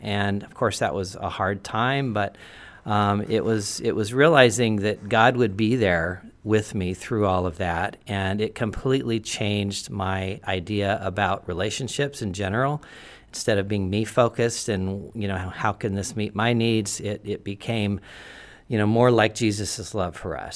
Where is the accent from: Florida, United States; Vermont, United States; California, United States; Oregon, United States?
Oregon, United States; Portland; I was born in Portland